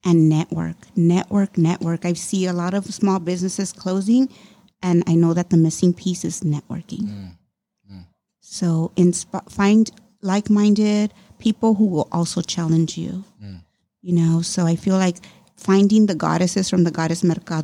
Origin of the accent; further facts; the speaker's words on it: Los Angeles, California, United States; growing up in Boyle Heights and being different, and yeah, it was hard